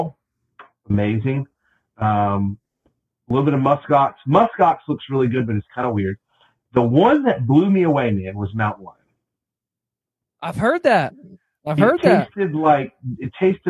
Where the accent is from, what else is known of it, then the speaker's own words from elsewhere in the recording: the South, United States; I'm from the South